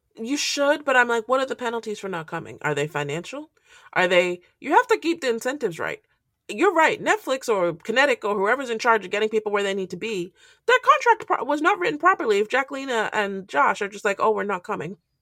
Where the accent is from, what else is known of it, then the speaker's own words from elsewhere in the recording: Nigeria; I'm Nigerian